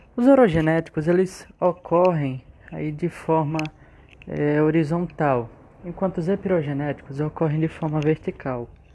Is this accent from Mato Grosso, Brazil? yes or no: no; Alagoas, Brazil; nós alagoanos, pelo menos eu sou alagoano